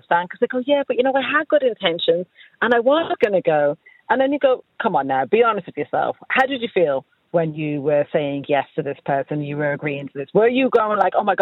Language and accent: English; Ireland; our culture as Irish people